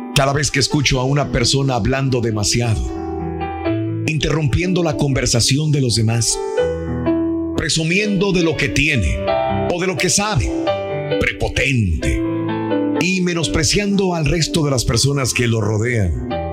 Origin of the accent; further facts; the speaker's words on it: Mexico; moved away; Yo soy mexicano